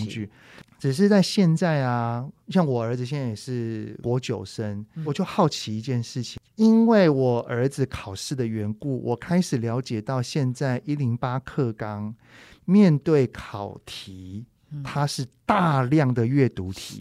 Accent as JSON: {"language": "Chinese", "country": "Taiwan", "said": "我们台湾人"}